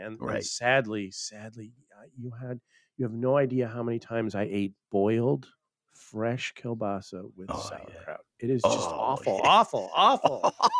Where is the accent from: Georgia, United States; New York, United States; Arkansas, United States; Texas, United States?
New York, United States; Buffalo; I'm from Buffalo, New York, and Buffalo has a major, major Polish community